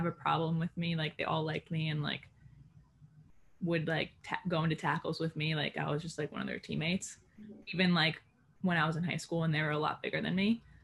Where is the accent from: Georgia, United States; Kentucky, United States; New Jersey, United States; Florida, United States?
New Jersey, United States; Glen Ridge; I'm from Glen Ridge, New Jersey, pretty small town in northern Jersey